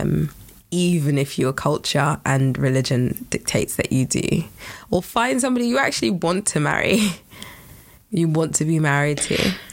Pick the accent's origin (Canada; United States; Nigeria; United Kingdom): Nigeria; I'm Nigerian